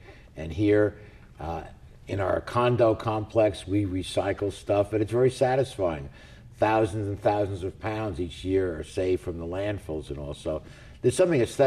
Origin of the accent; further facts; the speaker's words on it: New York City, New York, United States; now in Long Beach, United States; growing up in New York City